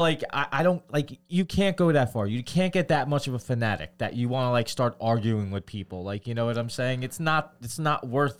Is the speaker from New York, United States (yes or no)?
yes; New York, United States; We're from New York